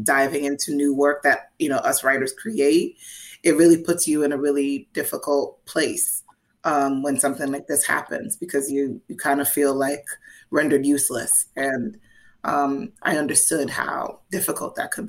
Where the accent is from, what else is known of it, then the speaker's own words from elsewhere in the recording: New York City, New York, United States; I'm a New Yorker